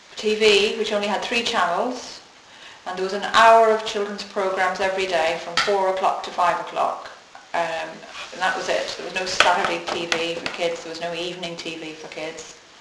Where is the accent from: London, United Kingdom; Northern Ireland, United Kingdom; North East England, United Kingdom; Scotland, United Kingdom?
Northern Ireland, United Kingdom; I grew up in Northern Ireland, which is part of the UK